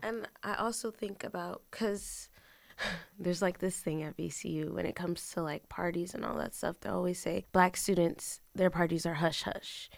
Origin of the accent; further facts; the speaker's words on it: Bridgeport, Connecticut, United States; moved away as an adult; now in Richmond, United States; I was raised in Bridgeport, Connecticut